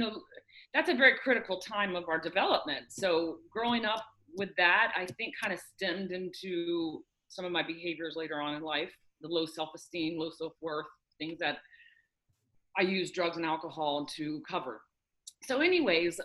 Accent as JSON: {"language": "English", "region": "Florida", "country": "United States", "tie": "born or raised there", "said": "I was born and raised here in Florida. I've lived here all my life"}